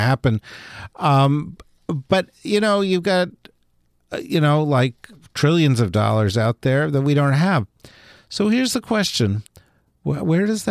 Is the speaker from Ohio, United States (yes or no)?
no; New Jersey, United States; I'm from New Jersey